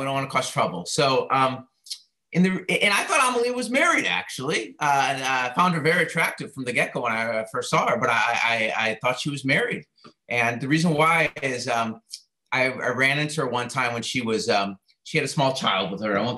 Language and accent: English; Chicago, Illinois, United States; now in Atlanta, United States; I grew up in Chicago